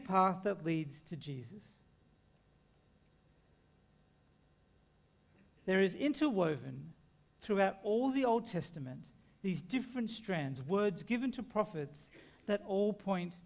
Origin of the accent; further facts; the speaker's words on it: Lismore, New South Wales, Australia; my hometown of Lismore